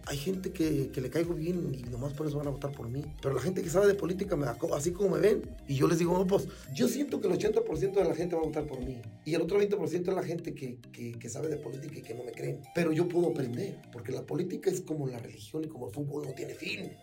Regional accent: Toluquilla, Jalisco, Mexico; yo soy del, de Toluquilla, todo el tiempo he, vivido ahí

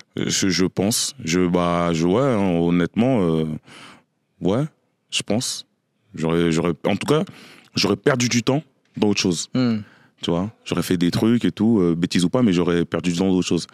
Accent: Courcouronnes, Île-de-France, France; je suis né et j'ai grandi à Courcouronne, dans le 91, dans le quartier du Canal

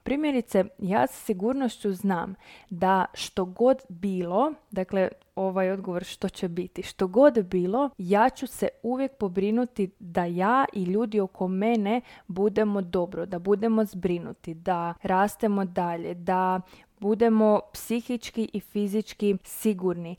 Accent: Croatia; kod nas u Hrvatskoj

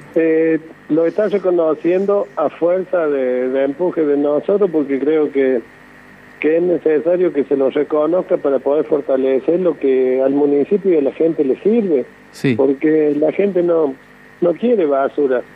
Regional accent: Córdoba, Argentina; aquí nací yo en la Villa La Lonja y bueno, hasta el día de hoy pienso estar acá eternamente

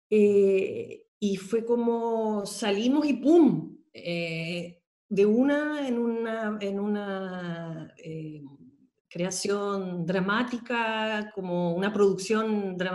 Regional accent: Sweden; born there; yo nací en Suecia, eh, mi papá es chileno

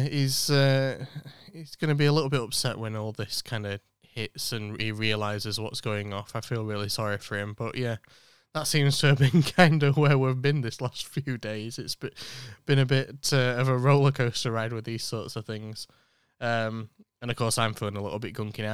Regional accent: United Kingdom; born or raised there

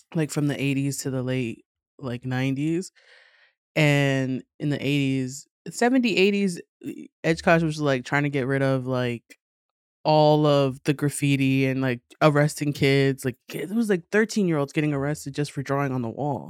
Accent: New York City, New York, United States; born and raised in Queens

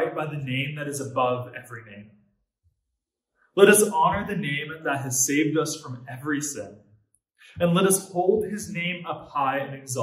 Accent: Canada; as a Canadian and as a Christian

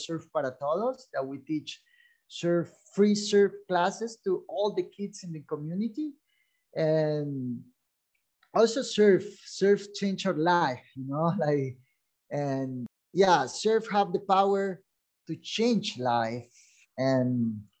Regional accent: El Zonte, La Libertad, El Salvador; English is a second language; We grew up in Sonte. We're born here, so Sonte was like that little town that we get tourism

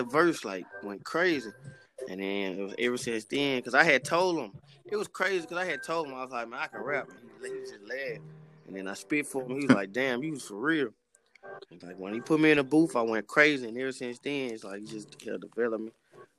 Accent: Shreveport, Louisiana, United States; With Shreveport, man, the city really just turned. Like Shreveport, as far as I can remember, just always been turned, you know.

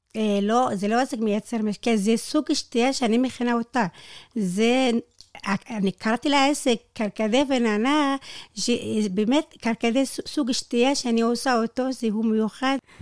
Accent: Al-Mashash, near Dimona, Southern District, Israel; moved away as an adult; now in Lakiya, Israel; אני נולדתי בפזורה

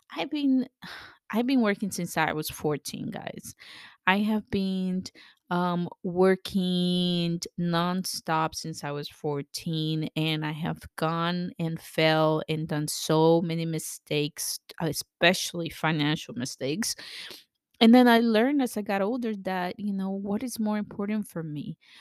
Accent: El Salvador; moved away; I'm from, I was born in El Salvador

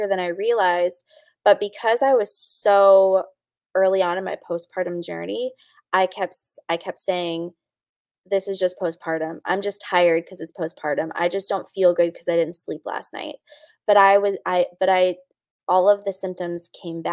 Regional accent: North Carolina, United States; now in Pennsylvania, United States; I'm from North Carolina

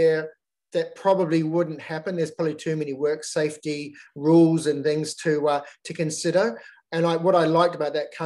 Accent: New Zealand; moved away as an adult; now in Australia; Growing up in New Zealand, there's such a big outdoors culture

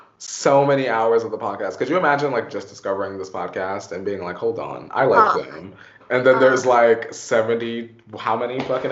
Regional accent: Pennsylvania, United States; moved away; I'm from Pennsylvania, girl.

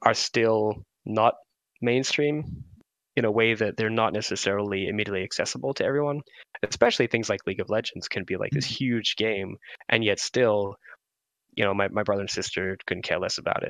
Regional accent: Australia; I'm from Australia

